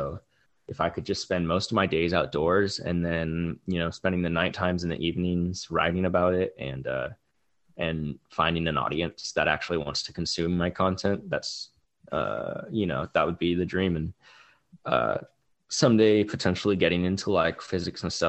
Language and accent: English; California, United States; growing up in California